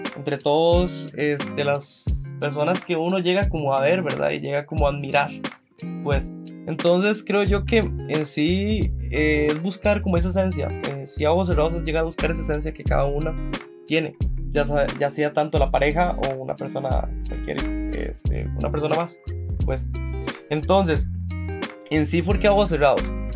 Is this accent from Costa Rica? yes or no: yes; San José, Costa Rica; soy de San José, Costa Rica